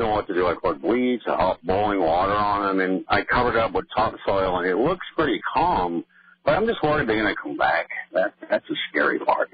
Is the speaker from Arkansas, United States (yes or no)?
no; Boston, Massachusetts, United States; moved away; originally I'm from the Boston area